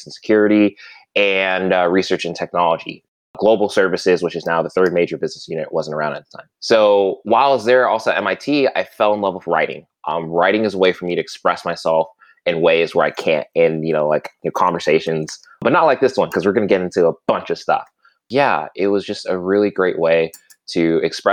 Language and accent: English; Alabama, United States; also born or lived in Virginia, United States / Southern California, United States; where I've been more or less living ever since for the past 19 to 20 years. Growing up there, it was fantastic, really small town